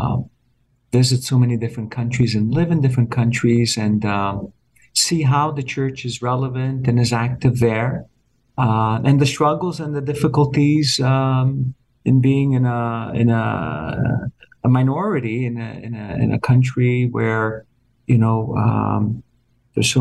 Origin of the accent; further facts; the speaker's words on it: Montreal, Quebec, Canada; moved away as an adult; now in Toronto, Canada; it's where I was born and raised. Of course, it's always, I'm also from Montreal